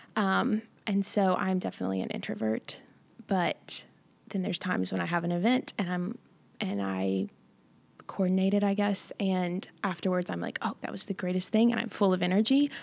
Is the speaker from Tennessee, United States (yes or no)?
yes; Johnson City, Tennessee, United States; I'm from Johnson City, Tennessee